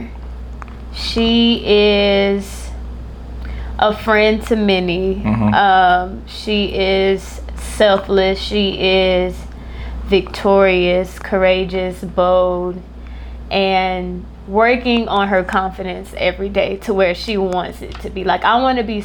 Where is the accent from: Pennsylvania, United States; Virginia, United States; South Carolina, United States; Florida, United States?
South Carolina, United States; Florence; I'm from Florence, South Carolina